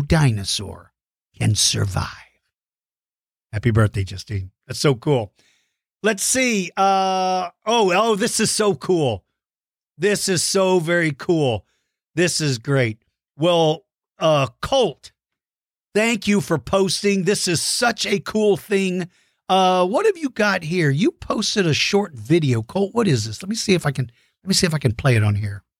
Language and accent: English; Texas, United States; my home state